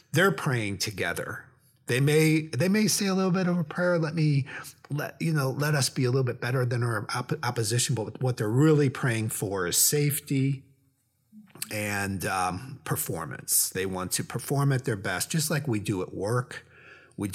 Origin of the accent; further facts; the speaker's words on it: Atlanta, Georgia, United States; I'm from Atlanta, Georgia